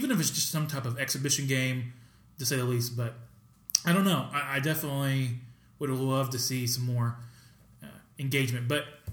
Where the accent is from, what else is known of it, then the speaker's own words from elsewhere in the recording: Texas, United States; I grew up in Texas